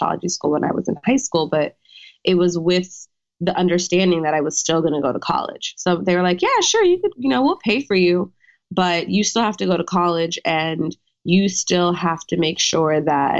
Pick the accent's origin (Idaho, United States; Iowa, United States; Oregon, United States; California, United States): California, United States; Orange County; moved away; California native. Yes. I grew up in Orange County.